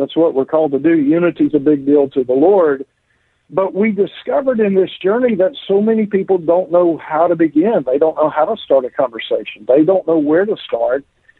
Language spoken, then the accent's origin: English; Deep South, United States; I was raised in the Deep South.